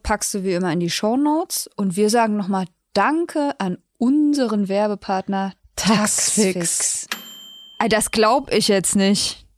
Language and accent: German; near Erfurt, Thuringia, Germany; Ich komme nämlich aus der Nähe von Erfurt